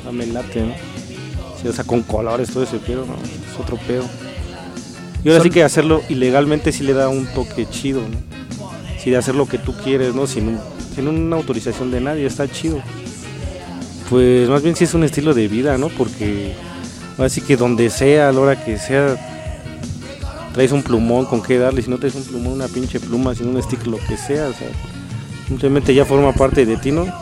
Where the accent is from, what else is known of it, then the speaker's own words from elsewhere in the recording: Mexico City, Mexico; colonia que se llama Pueblo Quieto, a un lado de Médica Sur, no sé si la conozcan. Puede que sí. Y de ahí soy, cerca del Estadio Azteca.